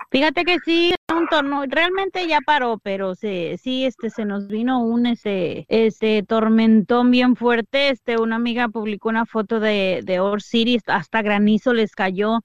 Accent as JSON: {"language": "Spanish", "country": "Mexico", "moved": "yes", "lives_now": "United States", "said": "soy mexicana"}